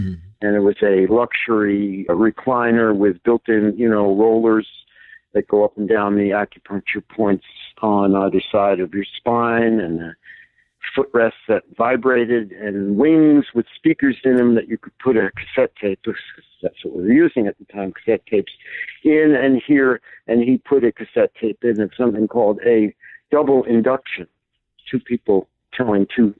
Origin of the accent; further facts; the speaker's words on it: Hudson Valley, New York, United States; had just returned back to my hometown here in the Hudson Valley of New York State